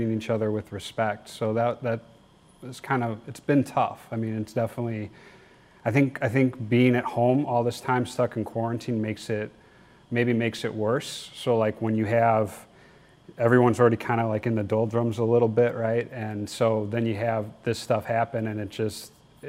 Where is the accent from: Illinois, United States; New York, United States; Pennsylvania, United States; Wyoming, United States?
Illinois, United States; Naperville; I grew up in Naperville.